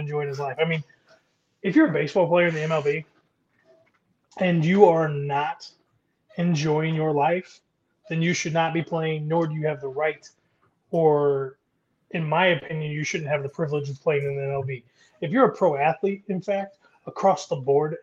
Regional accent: Indiana, United States; I grew up in Indiana

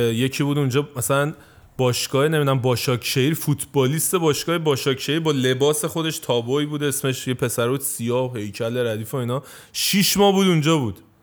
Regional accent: Tehran, Tehran Province, Iran; accent: Tehrani; also born or lived in Isfahan; now in Turkey; من خودم بچه تهران نیستم میگم من اصفهانی

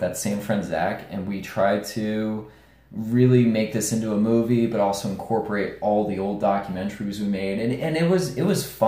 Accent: New York, United States; we're both from New York

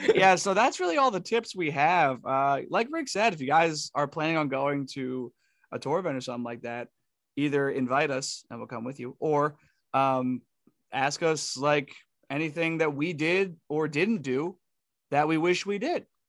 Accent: Northeast, United States; we're from the Northeast

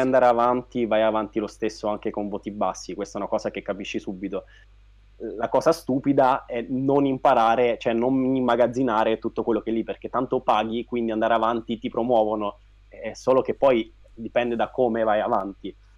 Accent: Pescara, Abruzzo, Italy; also born or lived in Rome; ho studiato a Roma, io sono di Pescara, e finita l'università sono tornato a Pescara

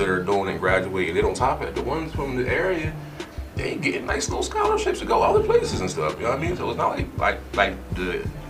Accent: Salem, United States; moved away; just seeing my hometown hurting like

